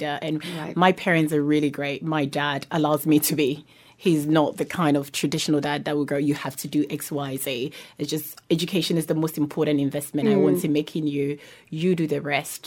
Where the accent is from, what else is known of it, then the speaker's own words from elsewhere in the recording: New Zealand; growing up in New Zealand